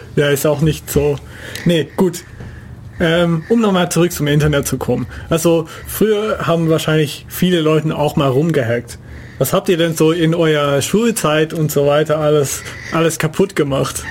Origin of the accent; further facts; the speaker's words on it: Netherlands; German is a second language; moved away; ich als Niederländer